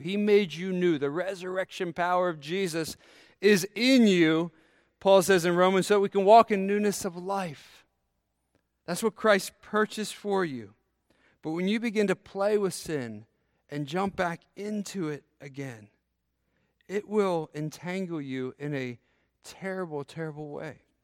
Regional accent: United States; So I grew up near Maryland

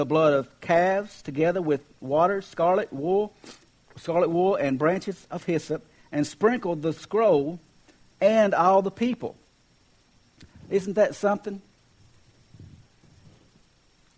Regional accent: Kentucky, United States; I'm from Kentucky

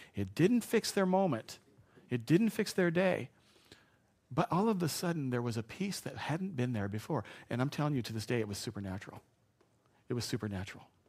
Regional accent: Spokane, Washington, United States; I grew up in Spokane

